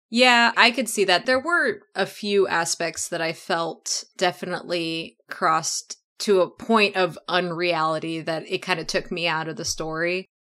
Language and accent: English; Oklahoma, United States; growing up in Oklahoma, lots of space around my house